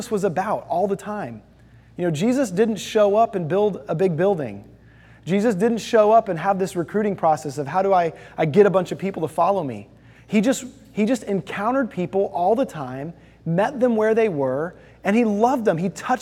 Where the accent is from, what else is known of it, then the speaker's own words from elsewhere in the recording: Houston, Texas, United States; I lived in Houston, Texas